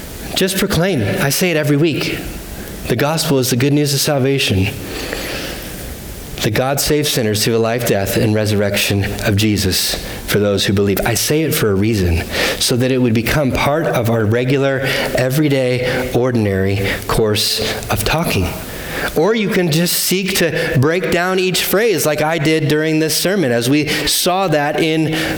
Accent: United States; as American

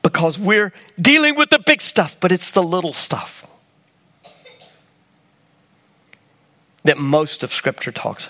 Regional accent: United States; I'm an American

